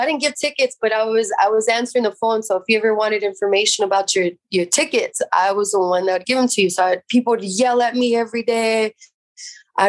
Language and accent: English; San Jose, California, United States; I grew up in Eastside San Jose.